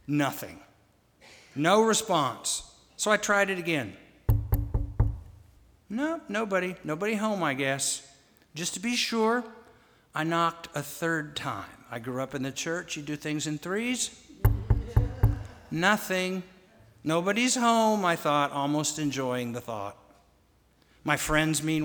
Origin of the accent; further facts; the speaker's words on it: Wichita, Kansas, United States; When I was a boy growing up in Wichita, Kansas